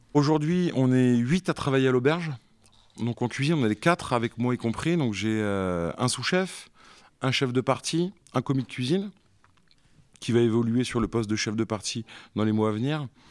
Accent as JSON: {"language": "French", "town": "Béthisy-Saint-Pierre", "region": "Hauts-de-France", "country": "France", "tie": "born or raised there", "also_born_or_lived": "San Diego, United States / Dublin, Ireland / Compiègne", "said": "je suis originaire de Béthisy, donc c'est pas très loin, c'est une quinzaine de kilomètres"}